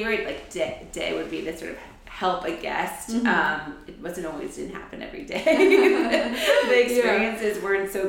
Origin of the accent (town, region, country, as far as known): New York City, New York, United States; born or raised there; also born or lived in New Hampshire / Boston